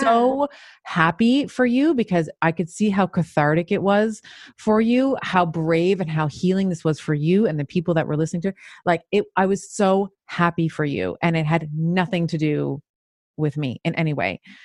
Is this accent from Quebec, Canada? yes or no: yes; Montreal, Quebec, Canada; also born or lived in Toronto; I moved from Toronto, uh, moved to Montreal, had a, and lived there for many years